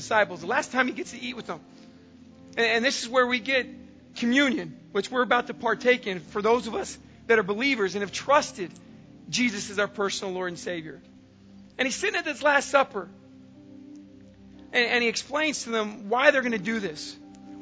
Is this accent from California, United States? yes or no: yes; San Diego, California, United States; I grew up in San Diego